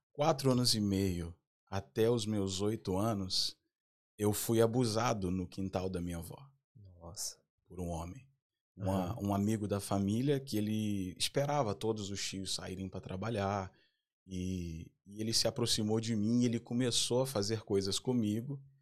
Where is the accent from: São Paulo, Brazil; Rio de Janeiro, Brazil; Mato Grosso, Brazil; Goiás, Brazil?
Rio de Janeiro, Brazil; Duque de Caxias; eu venho do Rio de Janeiro, nascido e criado no Rio de Janeiro